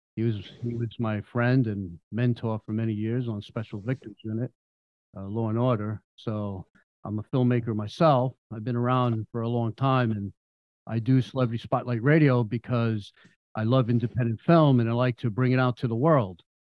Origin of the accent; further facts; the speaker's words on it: New York, United States; moved away as an adult; now in Florida, United States; I'm from New York and um, I came here two years ago before the pandemic